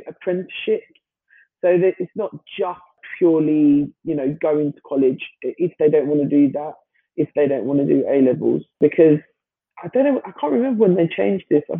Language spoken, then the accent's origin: English; London, United Kingdom; I grew up in London, especially East London